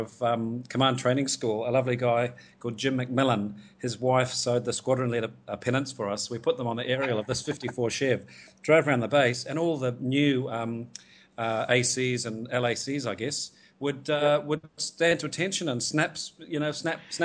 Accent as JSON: {"language": "English", "region": "Gisborne", "country": "New Zealand", "tie": "born or raised there", "also_born_or_lived": "Tauranga", "moved": "as an adult", "lives_now": "Hong Kong", "said": "I grew up in Gisborne, so born in Tauranga, but moved to Gisborne when my dad got a transfer with his work when I was about five."}